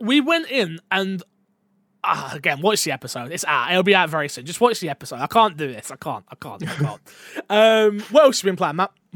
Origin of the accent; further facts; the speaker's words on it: England, United Kingdom; as a, a British man, as an English man